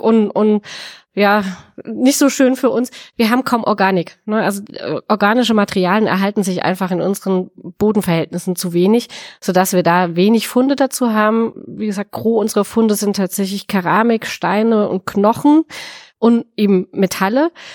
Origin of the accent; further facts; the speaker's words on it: the Speyer region, Rhineland-Palatinate, Germany; ich habe ein bisschen Heimvorteil, wenn ich ehrlich bin. Ähm, ich komme aus der Region